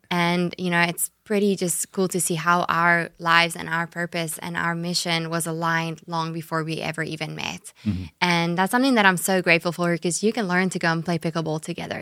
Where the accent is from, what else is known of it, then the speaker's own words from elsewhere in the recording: South Africa; accent: South African; moved away as an adult; now in Jacksonville, United States; south africa is where i was mm-hmm. born and raised and and grew up